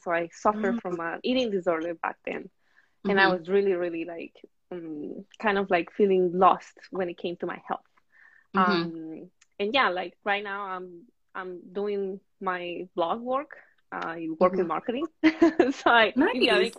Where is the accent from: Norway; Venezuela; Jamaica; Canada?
Venezuela; moved away as an adult; also born or lived in Brooklyn, United States; now in United States; I am from Venezuela. I moved to the States about 7 years ago and mainly lived in Brooklyn.